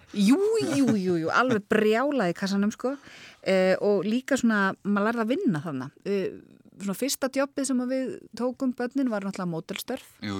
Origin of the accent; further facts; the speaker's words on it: Reykjavík, Capital Region, Iceland; Ég er alveg upp í Þingoltanum.